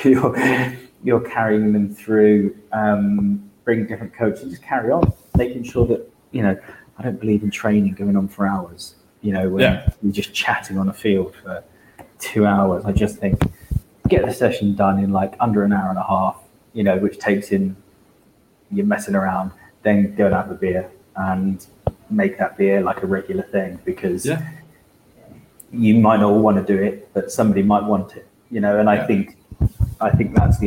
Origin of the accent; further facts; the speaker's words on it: Devon, South West England, United Kingdom; I'm from Devon